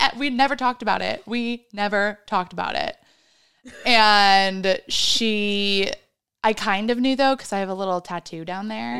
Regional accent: Midwest, United States; I am also from the Midwest

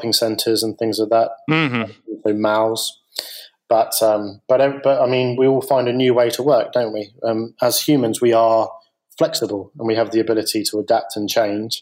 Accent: United Kingdom

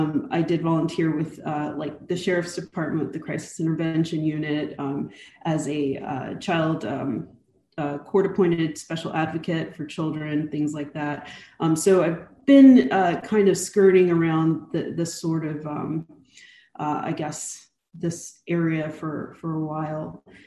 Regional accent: Texas, United States; also born or lived in Germany / North Carolina; I'm from all over. I'm an Army brat. And of course, we raised our children as Air Force brats. I think I still, to this day, claim Texas as home. Although, you know, I really was raised mostly between Germany, North Carolina, and New

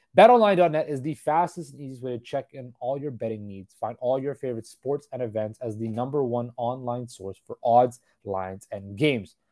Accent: Surrey, British Columbia, Canada; Surrey, British Columbia, my hometown

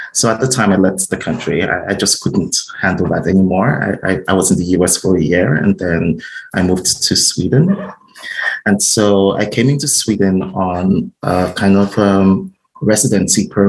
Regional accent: Nigeria; moved away as an adult; also born or lived in United States; I'm originally from Nigeria. And while I lived in Nigeria, I'm a published writer

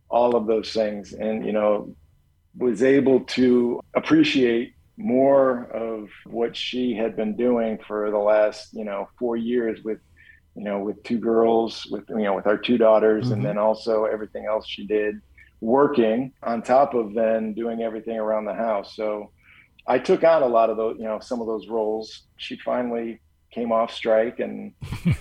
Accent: Chicago, Illinois, United States; growing up a Chicago kid

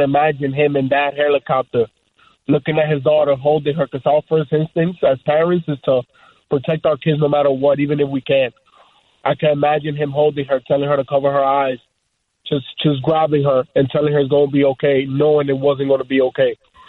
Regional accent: New York City, New York, United States; I was born and raised in New York City. Proud New Yorker.

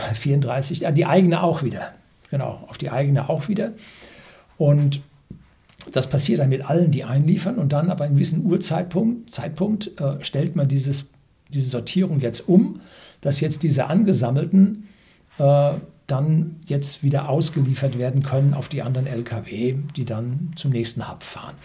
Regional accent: Bavaria, Germany; Bei uns in Bayern

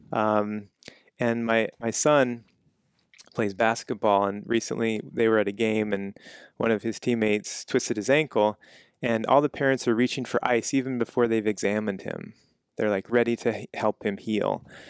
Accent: Kansas, United States; moved away; I'm from Kansas

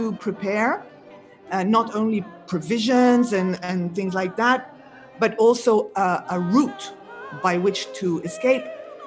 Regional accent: Israel; also born or lived in Beijing; now in Thailand; I live in Thailand, but I'm from Israel

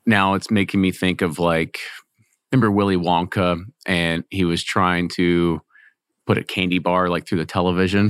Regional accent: Louisville, Kentucky, United States; I'm from Louisville

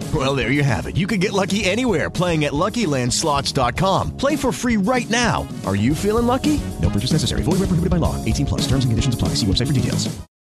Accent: near Cleveland, Ohio, United States; now in Houston, United States; I am originally from right outside Cleveland, Ohio. For those who know Ohio, uh, it's right near Oberlin.

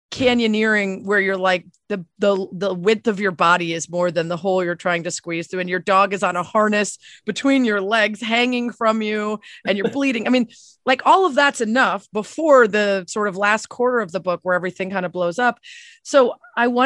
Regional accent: Connecticut, United States; moved away; I grew up in Connecticut

